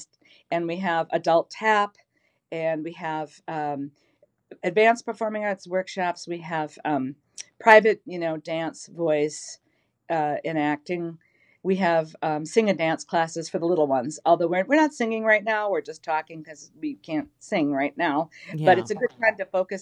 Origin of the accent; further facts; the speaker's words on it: Minneapolis, Minnesota, United States; moved away as an adult; also born or lived in New York; we were born and raised in North Minneapolis, my five sisters, Sue, Amy, Lori, Janie, and myself